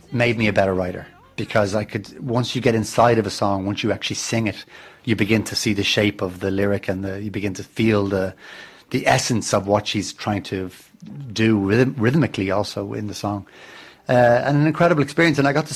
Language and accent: English; Dublin, Leinster, Ireland; I grew up in Dublin, which is a harbour town